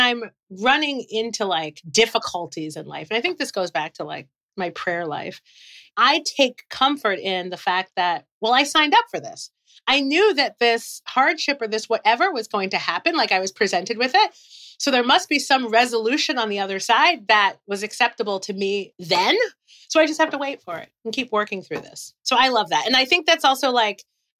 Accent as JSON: {"language": "English", "town": "Brookline", "region": "Massachusetts", "country": "United States", "tie": "born or raised there", "said": "I grew up in Brookline"}